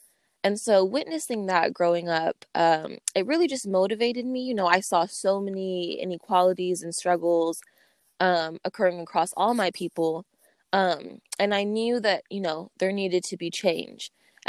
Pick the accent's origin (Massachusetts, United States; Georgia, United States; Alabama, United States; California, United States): California, United States; Sacramento; also born or lived in Oakland, California; I come from a very diverse background. I was born in the Bay Area, East Oakland, raised in Sacramento. I have roots all over the world. I'm half Black, both African-American and Afro-Latino, as well as Pakistani and Mexican.